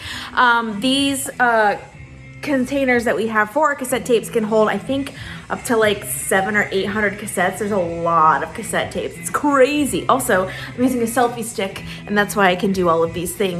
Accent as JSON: {"language": "English", "town": "Lakeland", "region": "Florida", "country": "United States", "tie": "born or raised there", "said": "my hometown of Lakeland, Florida"}